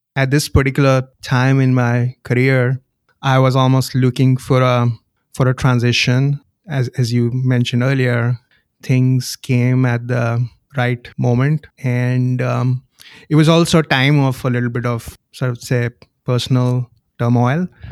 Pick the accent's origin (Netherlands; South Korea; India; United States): India; moved away; I grew up in India